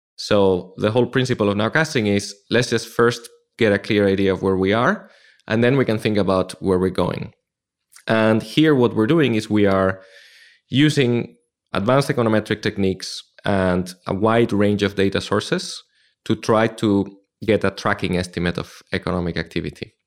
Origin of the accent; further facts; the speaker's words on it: Madrid, Community of Madrid, Spain; moved away as an adult; also born or lived in Frankfurt; now in London, United Kingdom; I started in Madrid, my hometown in Spain